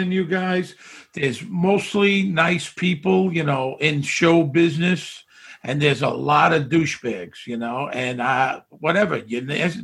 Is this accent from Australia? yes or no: no; New York City, New York, United States; moved away as an adult; also born or lived in Las Vegas / Hawaii; I grew up in Bensonhurst